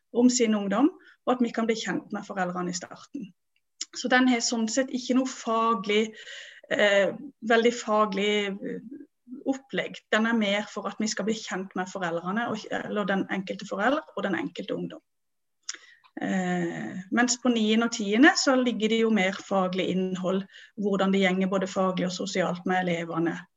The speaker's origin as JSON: {"language": "Norwegian", "town": "Vennesla", "region": "Agder", "country": "Norway", "said": "jeg kommer fra Vennesla"}